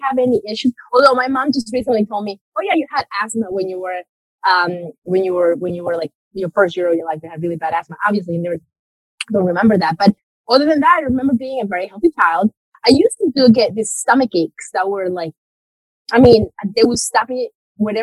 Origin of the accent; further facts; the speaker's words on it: Medellín, Antioquia, Colombia; moved away; I was born and raised in Colombia, so in South America. And it's very interesting. I had a very interesting childhood because I was born in Medellin